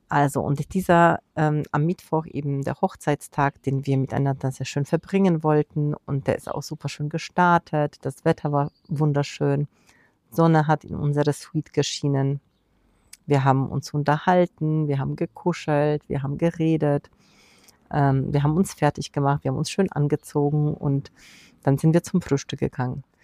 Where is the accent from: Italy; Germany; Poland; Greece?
Poland; Und wir waren in meinem Heimatland Polen, in Warschau, zu Besuch